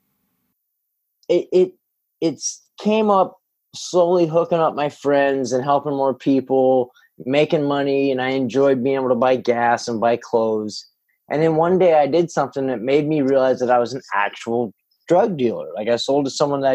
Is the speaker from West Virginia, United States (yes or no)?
no; Northern California, United States; also born or lived in San Jose, California / Illinois; We moved up to Northern California